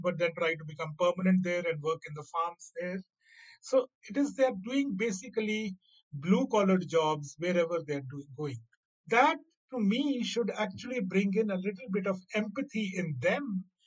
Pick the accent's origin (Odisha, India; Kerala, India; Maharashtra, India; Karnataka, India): Odisha, India; I am a bhaiya for Punjab because I come from Odisha